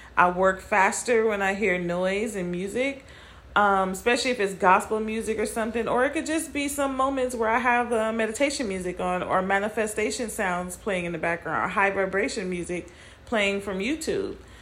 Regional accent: California, United States; moved away as an adult; also born or lived in Nevada; moving from Nevada to my hometown of California

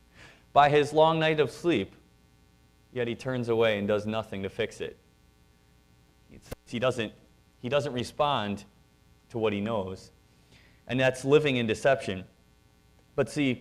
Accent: Wisconsin, United States; we're from Wisconsin

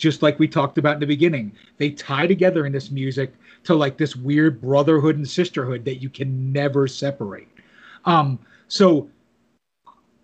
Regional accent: New Jersey, United States; also born or lived in New York area; I grew up in New Jersey, lived in the New York area

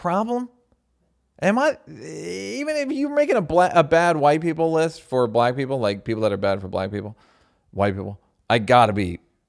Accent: Southern United States, United States; I grew up in the South, and I know that racism abounds there and everywhere else.

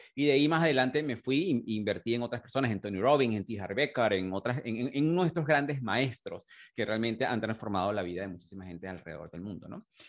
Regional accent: Venezuela; moved away as an adult; also born or lived in United Kingdom; cuando yo emigré de, de, de, de Venezuela hace más de 21 años

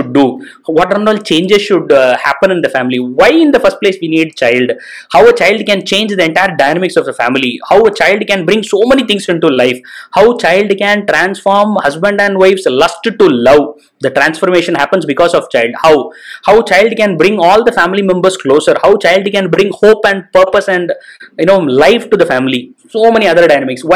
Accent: India; we right now in India

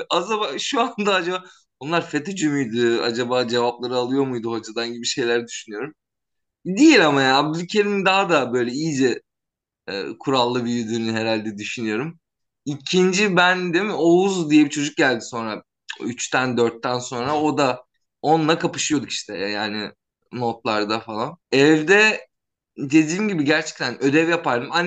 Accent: Istanbul, Turkey; born there; 1987 İstanbul doğumluyum.

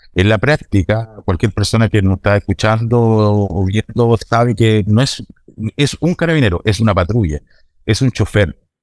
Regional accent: Puerto Montt, Los Lagos, Chile; yo soy de Puerto Montt, estoy en la comuna de Puerto Montt en estos momentos

